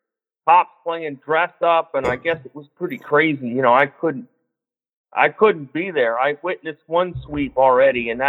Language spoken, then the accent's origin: English; Cincinnati, Ohio, United States; now in Columbus, United States; I grew up in Cincinnati